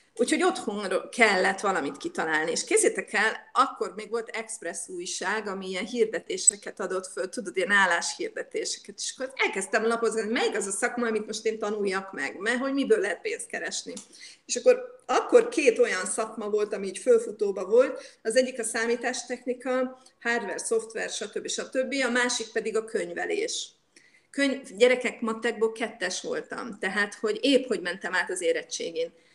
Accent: Budapest, Hungary; moved away as an adult; now in Jordan; hogyha banán jött a városba Budapesten, akkor egy banánért állt az anyukám sorba. Egy szem banánt hozott a három gyereknek haza, és mindenki kapott egy falatot belőle. Szóval én így nőttem föl

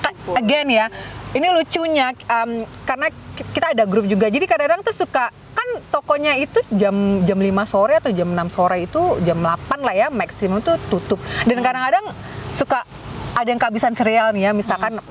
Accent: Jakarta, Indonesia; moved away; also born or lived in Onslow; aku lahir besar di Jakarta

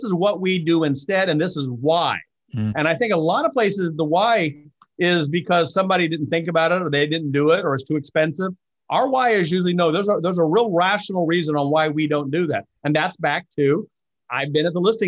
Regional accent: Missouri, United States; troubled kid growing up in Missouri

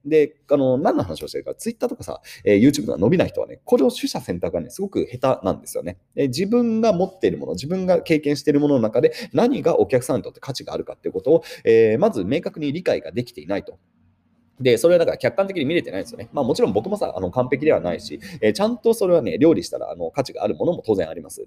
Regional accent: Yokohama, Kanagawa, Japan; 1986年横浜で生まれましたと。

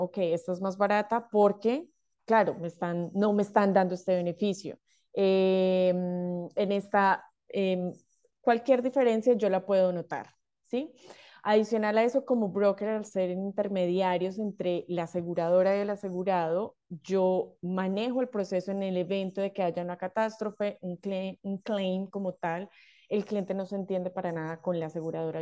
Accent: Colombia; moved away as an adult; now in Australia; soy de Colombia

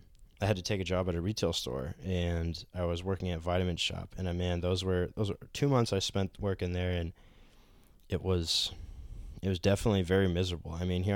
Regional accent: Norway, Maine, United States; It was definitely nothing like the old house that I grew up in Norway, Maine.

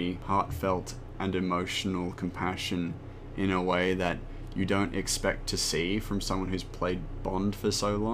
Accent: Australia; We are both Australian

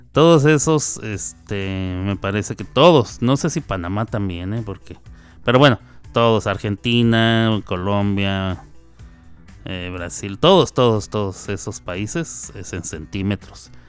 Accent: Chihuahua, Mexico; En Chihuahua, de donde yo soy, cuando uno dice voy a almorzar, se está refiriendo a desayunar.

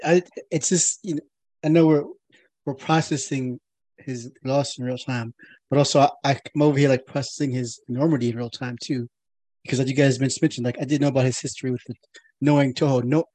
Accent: New York, United States; I'm from New York.

